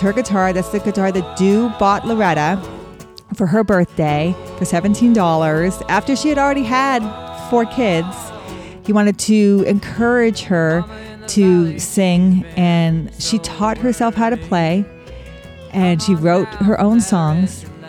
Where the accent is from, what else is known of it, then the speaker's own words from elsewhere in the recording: Wyoming, United States; I grew up in Wyoming